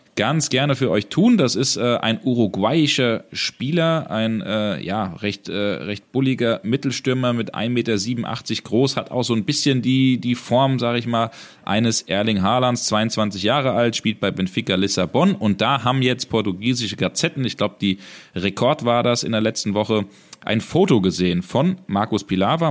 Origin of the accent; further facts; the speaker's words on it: Hesse, Germany; bei uns in Hessen